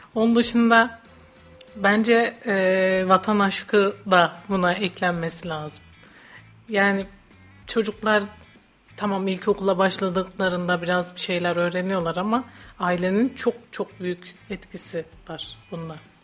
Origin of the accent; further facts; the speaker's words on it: Hatay, Turkey; moved away as an adult; now in Kayseri, Turkey; Ben Hataylıyım.